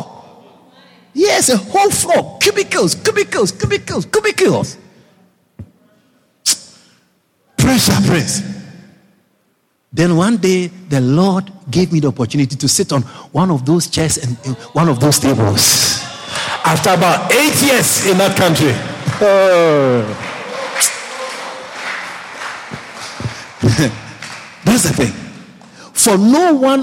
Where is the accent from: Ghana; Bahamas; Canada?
Ghana; moved away as an adult; also born or lived in Europe; I'm from Ghana